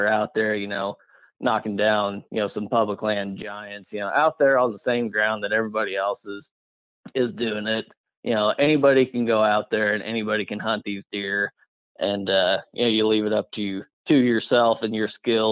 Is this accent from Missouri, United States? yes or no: yes; Bonne Terre, Missouri, United States; I'm originally out of Bon Terre, Missouri. Grew up in a hunting family down there